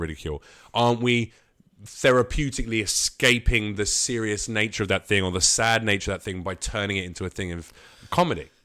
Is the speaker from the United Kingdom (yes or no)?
yes; United Kingdom; moved away as an adult; now in United States; a British comic